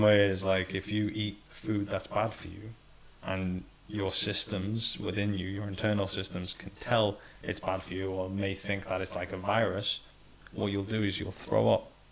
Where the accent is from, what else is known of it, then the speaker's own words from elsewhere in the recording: Iran; Middle Eastern background, so I was born in Iran